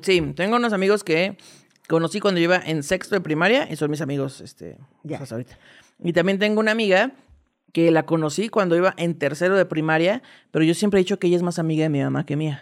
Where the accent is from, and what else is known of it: State of Mexico, Mexico; born or raised there; also born or lived in Veracruz